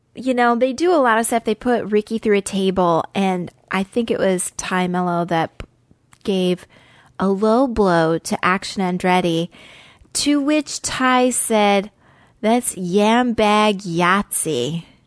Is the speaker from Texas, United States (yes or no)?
no; Idaho, United States; I'm from Idaho, so I am familiar with the Rockies.